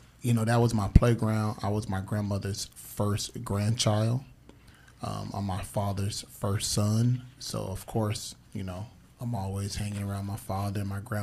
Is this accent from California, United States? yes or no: no; Phoenix, Arizona, United States; growing up in South Phoenix